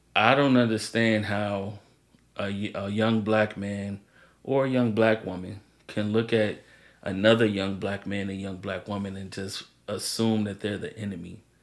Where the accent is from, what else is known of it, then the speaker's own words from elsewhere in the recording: Maryland, United States; also born or lived in St. Louis, Missouri; I was born in St. Louis, lived there for 8 years, moved to Maryland